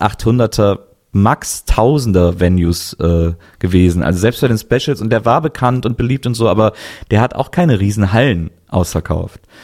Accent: Cologne, North Rhine-Westphalia, Germany; moved away; ich komme ja eigentlich aus Köln

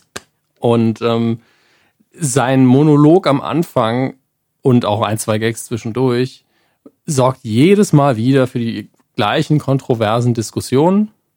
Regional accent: Saarland, Germany; wir kommen ja aus dem Bundesland, wo Kommunikation zu wenig passiert. Da werden Konflikte oft nicht ausdiskutiert

